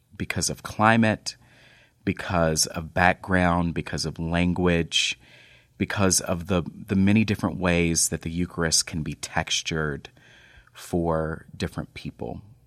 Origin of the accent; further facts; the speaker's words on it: North Texas, United States; moved away; I grew up in North Texas